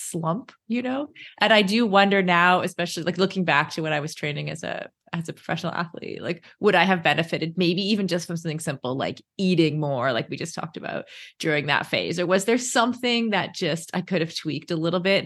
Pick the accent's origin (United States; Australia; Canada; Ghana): Canada; We're Canadian. I'm Canadian